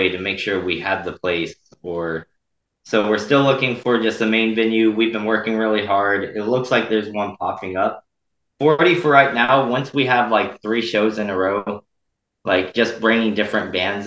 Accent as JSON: {"language": "English", "region": "Texas", "country": "United States", "moved": "as an adult", "lives_now": "Kansas, United States", "said": "I'm from Texas"}